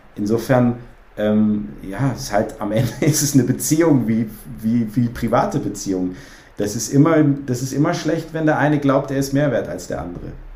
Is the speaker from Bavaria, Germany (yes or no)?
no; Cologne, North Rhine-Westphalia, Germany; ich bin auch Kölner